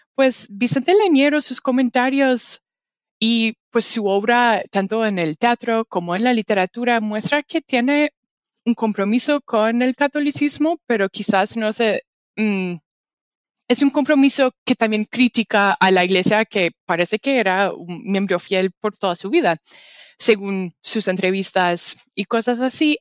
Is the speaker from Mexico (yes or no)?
no; Canada; Spanish is a second language; yo soy canadiense, no soy mexicana